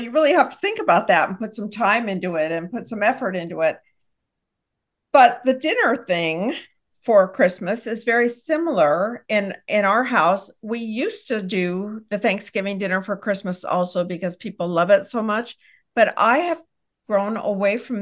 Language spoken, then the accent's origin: English; Texas, United States; I hail from Texas